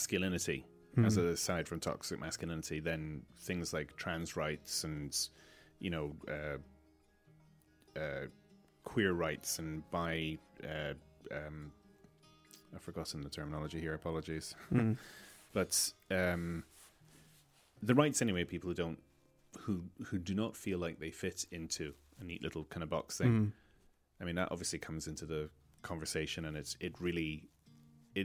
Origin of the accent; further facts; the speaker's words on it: Malta; now in Ireland; Malta because that is where I grew up